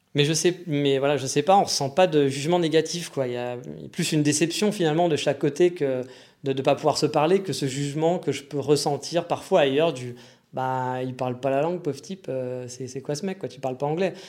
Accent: France; accent: French; quand je parle, on entend que je suis français

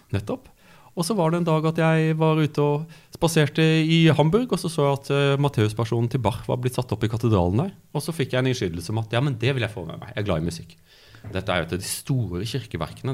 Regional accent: Byremo, Agder, Norway; also born or lived in Kristiansand / Cambridge, United Kingdom; now in Oslo, Norway; jeg, vokste opp i, i Audnedal, på Byremo

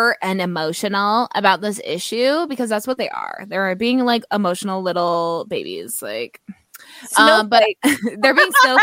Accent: Belleville, Ontario, Canada; I'm from Belleville, Ontario

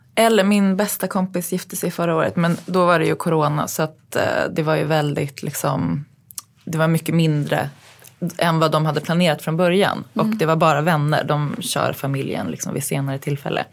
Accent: Uppsala, Uppsala County, Sweden; also born or lived in New York; min uppväxt i Uppsala

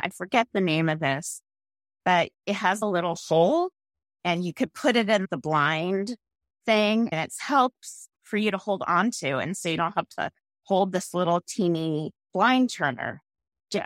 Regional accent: San Mateo, California, United States; also born or lived in San Francisco / Marin County; I grew up in San Mateo

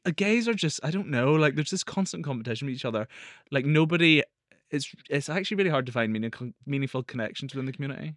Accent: Northern Ireland, United Kingdom; I was born in Northern Ireland

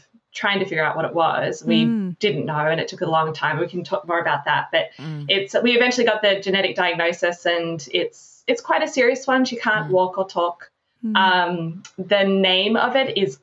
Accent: Australia; moved away as an adult; also born or lived in Orbost, Victoria / Broken Hill, New South Wales / Melbourne, Victoria; now in California, United States; I grew up in Australia, but I've been living in California since about 2003

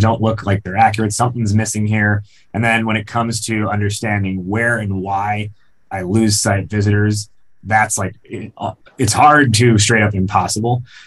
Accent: outside of Chicago, Illinois, United States; I grew up outside of Chicago and I've lived in Chicago since.

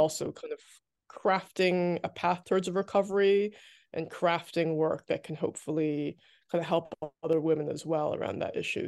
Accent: New Jersey, United States; I grew up in New Jersey

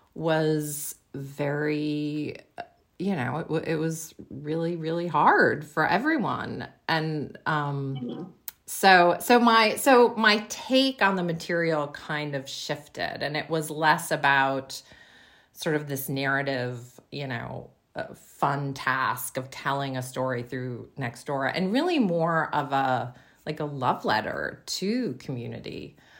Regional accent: Western Massachusetts, United States; born or raised there; moved away as an adult; now in Seattle, United States

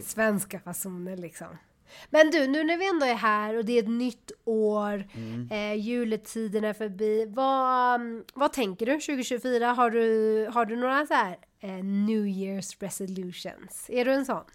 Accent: Sweden; jag är så svensk

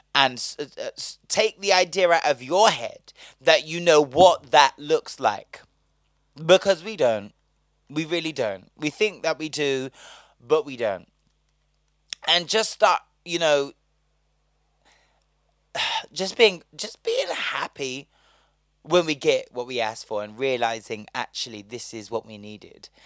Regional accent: Bristol, South West England, United Kingdom; now in London, United Kingdom; I'm from Bristol.

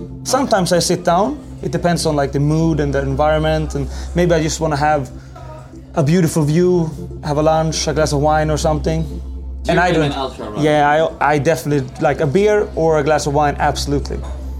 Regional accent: Sweden; I'm born and raised in Sweden. But my father is Italian.

